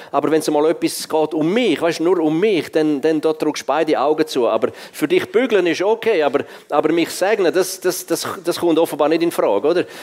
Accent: Switzerland; Ich bin als Schweizer, als Schweizer in Afrika und der Schwarzafrikaner der einzige Weiß im Evangelisieren.

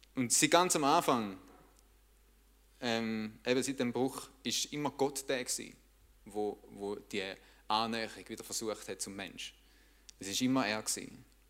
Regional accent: Switzerland

